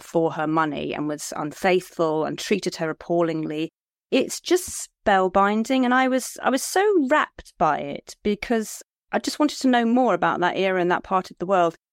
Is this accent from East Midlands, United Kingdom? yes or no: no; Liskeard, South West England, United Kingdom; I come from Lisgard in Cornwall.